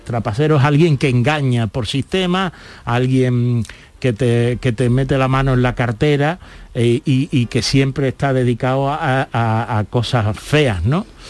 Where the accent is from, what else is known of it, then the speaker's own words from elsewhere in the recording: Andalusia, Spain; Andalucía sigue siendo una tierra solidaria